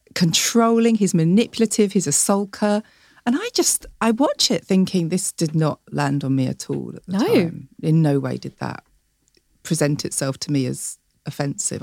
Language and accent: English; Chatham, South East England, United Kingdom; I'm from Chatham